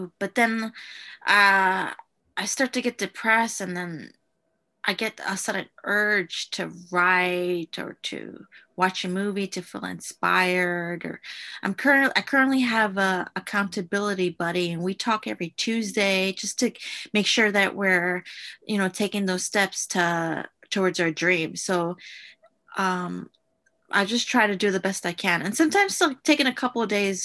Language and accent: English; New York, United States; I'm born and raised from New York, but my parents son de Guatemala